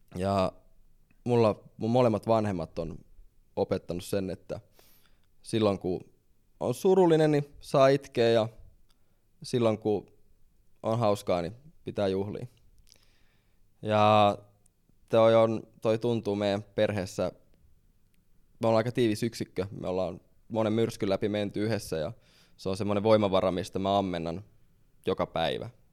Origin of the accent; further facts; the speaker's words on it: Helsinki, Uusimaa, Finland; Mä tuun Helsingistä